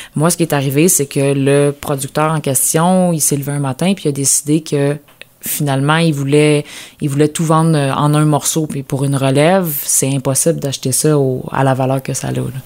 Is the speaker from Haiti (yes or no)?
no; Lanaudière, Quebec, Canada; moved away; also born or lived in Bas-Saint-Laurent; dans ma région natale, dans la Nadière